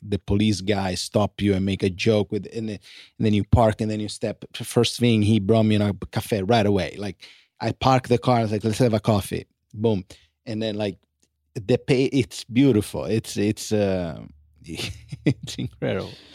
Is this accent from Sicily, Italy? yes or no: yes; Sicily, Italy; born or raised there; English is a second language; now in Los Angeles, United States